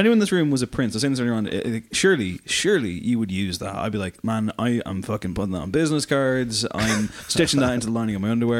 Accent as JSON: {"language": "English", "town": "Drogheda", "region": "Leinster", "country": "Ireland", "said": "I'm from Drogheda"}